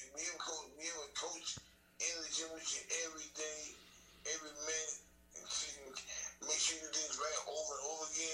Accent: New York, United States; I'm from New York

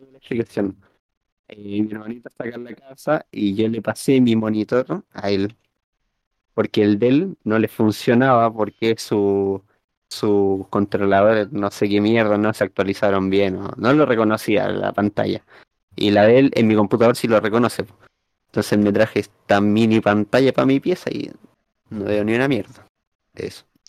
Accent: Chile; accent: chileno; nosotros hablamos con acento chileno

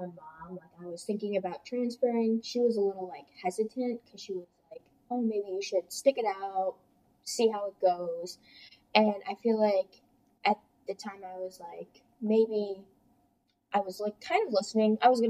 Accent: Hamburg, New York, United States

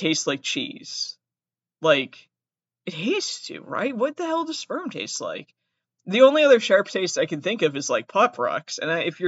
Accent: Massachusetts, United States; I have an accent. I'm from Massachusetts.

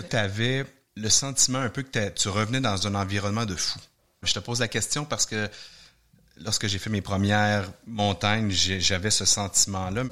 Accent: Quebec, Canada; chez nous au Québec

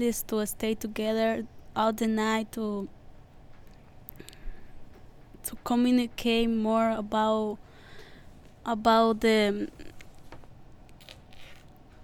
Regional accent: Honduras; moved away; I'm from Honduras.

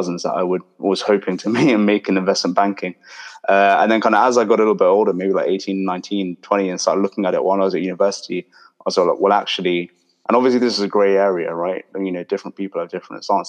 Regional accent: London, United Kingdom; I was born and raised in London, kind of grew up in my whole life

